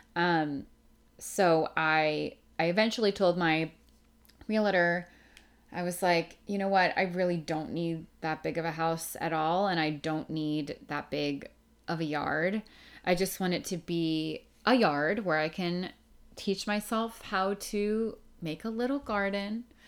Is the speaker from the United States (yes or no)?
yes; outside of Philadelphia, Pennsylvania, United States; moved away as an adult; also born or lived in New York City; I grew up outside of Philadelphia in Pennsylvania